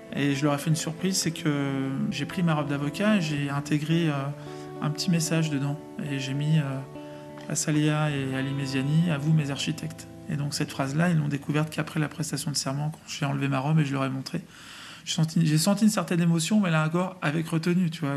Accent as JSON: {"language": "French", "town": "Vitry-sur-Seine", "region": "Île-de-France", "country": "France", "tie": "born or raised there", "said": "j'ai grandi à Vitry-sur-Seine dans le 94"}